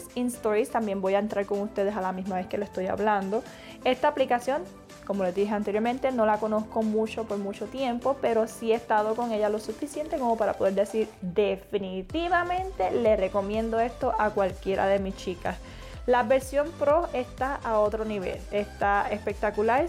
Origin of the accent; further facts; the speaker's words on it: Florida, United States; Yo soy de Florida, actualmente vivo en Florida